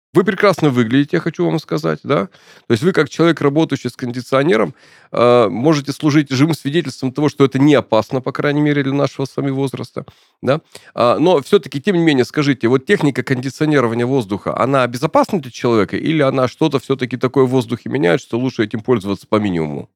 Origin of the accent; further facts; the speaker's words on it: Urals, Russia; я родился и вырос на Урале